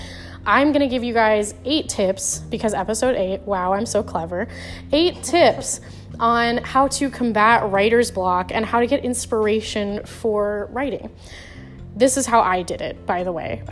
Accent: Florida, United States; my home state of Florida

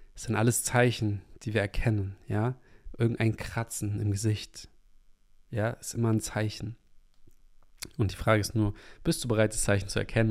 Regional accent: Hamburg, Germany; moved away; in meine Heimatstadt in Hamburg

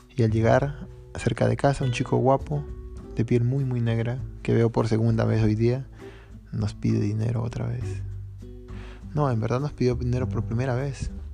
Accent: Peru; moved away; yo desde que me fui de Perú

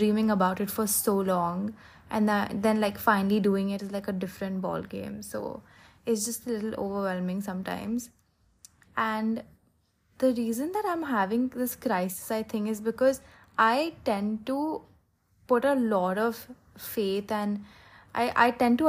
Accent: Philadelphia, Pennsylvania, United States; born there; I was born in Pennsylvania, in Philadelphia, and I wanted to just go back there.

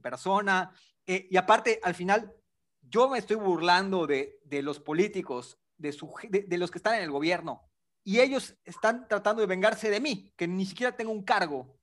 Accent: Yucatán, Mexico; mi acento chistoso, pues yo soy de Yucatán

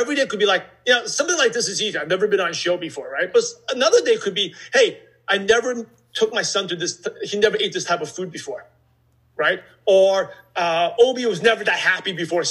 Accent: New York City, New York, United States; I'm from Brooklyn, New York

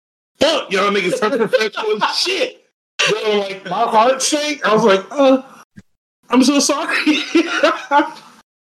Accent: St. Petersburg, Florida, United States; we're from St. Pete

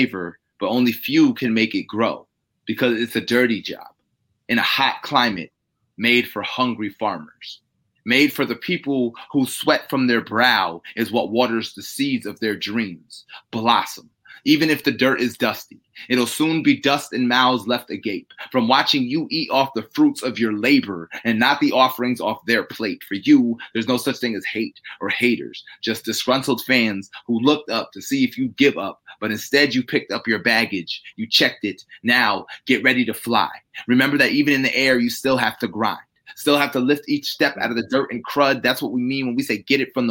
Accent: New York, United States; moved away as an adult; also born or lived in Germany; now in Tampa, United States; I came from New York, where I kind of grew up, where I was raised. But I was actually born in Germany.

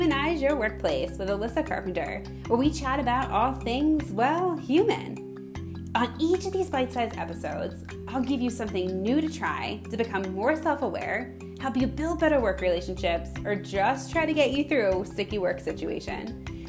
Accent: Philadelphia, Pennsylvania, United States; I'm from Philadelphia

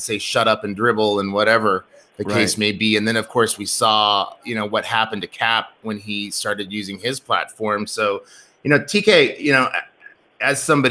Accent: Seward, United States; growing up in Seward

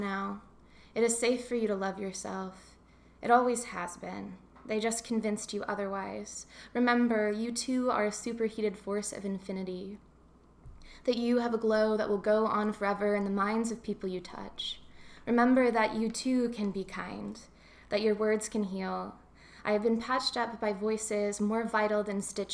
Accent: Kentucky, United States; now in Santa Cruz, United States; growing up in Kentucky

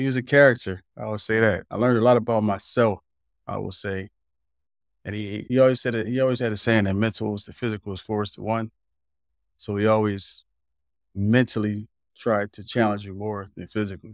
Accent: Philadelphia, Pennsylvania, United States; moved away as an adult; also born or lived in Lubbock, Texas / Germany; I grew up right there in West Philly.

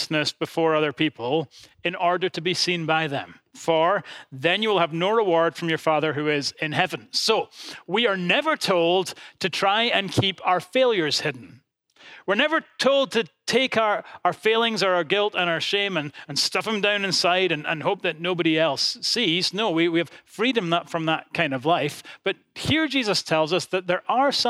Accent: Edinburgh, Scotland, United Kingdom; my hometown of Edinburgh

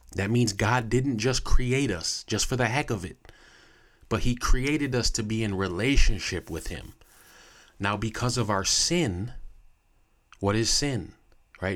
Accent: United States; as American people

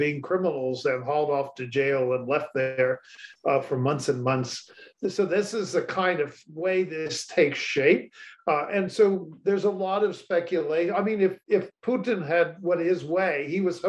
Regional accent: United States; as an American

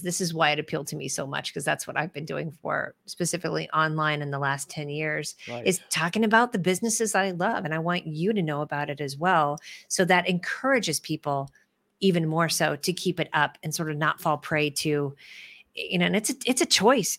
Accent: Midwest, United States; I'm a Midwesterner

